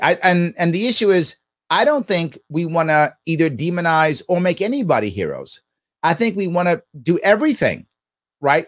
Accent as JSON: {"language": "English", "town": "New York City", "region": "New York", "country": "United States", "tie": "born or raised there", "said": "I'm born and raised in Manhattan, and, and, and, and, and the Bronx"}